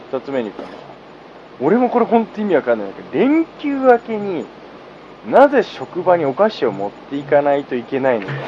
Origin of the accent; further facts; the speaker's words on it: Tsukuba, Ibaraki, Japan; 自分がつくば市出身で